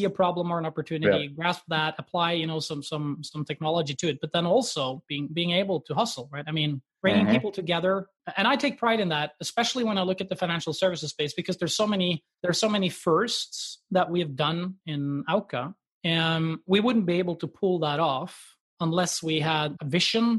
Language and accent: English; Norway; me being Norwegian and growing up in Norway